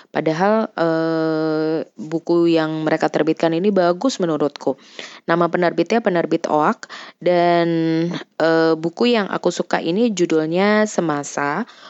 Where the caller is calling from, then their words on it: Jakarta, Indonesia; aku dari Jakarta